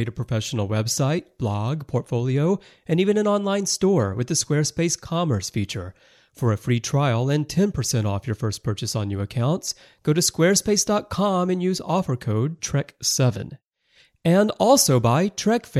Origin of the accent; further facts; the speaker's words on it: United States; growing up in America in the 80s